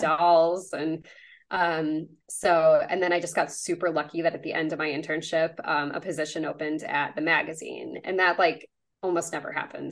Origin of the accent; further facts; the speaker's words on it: Chicago suburbs, Illinois, United States; I grew up in the Chicago suburbs.